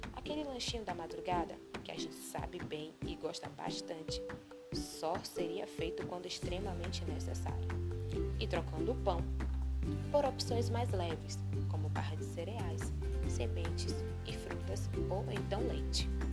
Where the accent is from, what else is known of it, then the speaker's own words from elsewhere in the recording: Brazil; nós, brasileiros